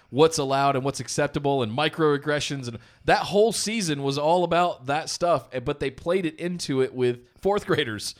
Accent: Charlotte, North Carolina, United States; now in Los Angeles, United States; I'm from Charlotte originally

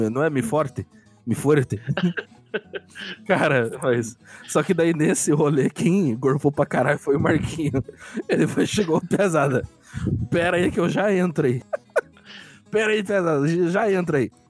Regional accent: United States; Portuguese is a second language; Eu, eu sou dos Estados Unidos.

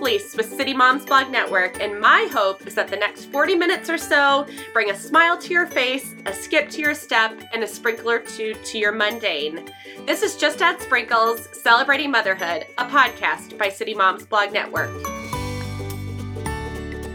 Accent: Minnesota, United States; we're from Minnesota

